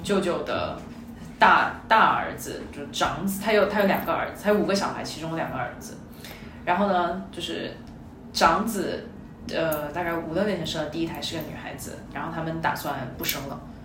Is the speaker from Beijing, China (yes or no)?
no; Shenzhen, Guangdong, China; 我的身份认同是我是深圳潮汕人